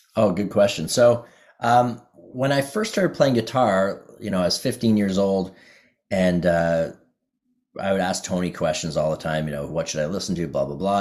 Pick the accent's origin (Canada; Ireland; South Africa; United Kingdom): Canada; Ottawa, Ontario; the thing about Ottawa when I was growing up is there were two blues clubs